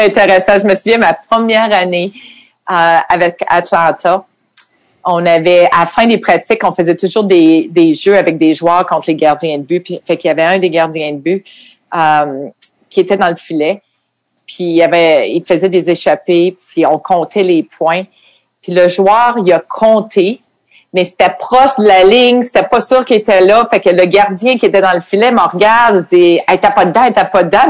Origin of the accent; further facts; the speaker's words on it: Quebec City, Quebec, Canada; moved away as an adult; je venais de Québec. On n'avait même pas de télévision anglaise.